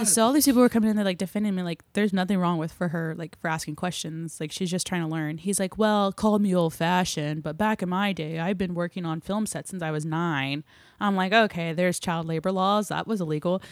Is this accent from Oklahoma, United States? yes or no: yes; Claremore, Oklahoma, United States; I grew up in Claremore, which is, like, forty-five minutes north of here